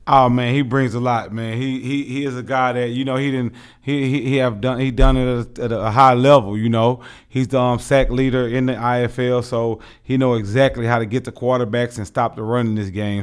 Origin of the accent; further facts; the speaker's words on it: Houston, Texas, United States; now in Tucson, United States; born and raised in Houston, Texas